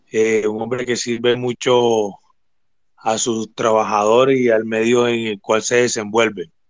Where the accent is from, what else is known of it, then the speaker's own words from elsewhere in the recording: Cartagena, Bolívar, Colombia; Soy cartagenero, soy ingeniero.